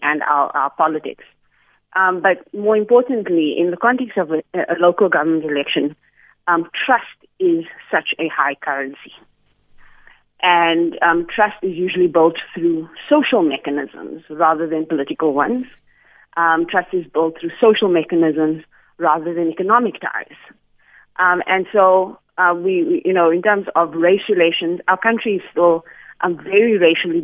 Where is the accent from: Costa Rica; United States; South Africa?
South Africa; Johannesburg, Gauteng; I come from Alvarado Park